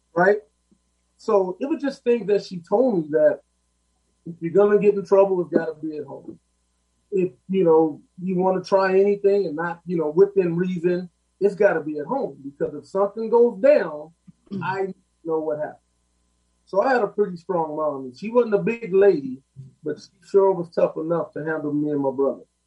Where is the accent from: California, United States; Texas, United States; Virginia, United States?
California, United States; Los Angeles; I lived on 45th in Vermont. I went to Manual Arts you know, right now I'm 57, so it was back in the day. And just from where I come from in my neighborhood